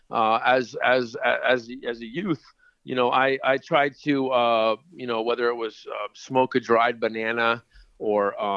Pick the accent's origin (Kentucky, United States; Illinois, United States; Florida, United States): Florida, United States; Miami; Oh, I was born and raised down in uh, Miami, Florida, and um, you know, just uh, moved all over the United States.